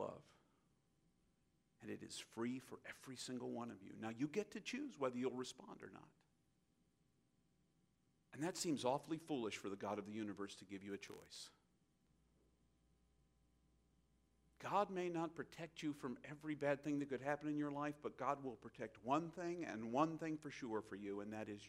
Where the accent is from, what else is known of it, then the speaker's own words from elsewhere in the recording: United States; as an American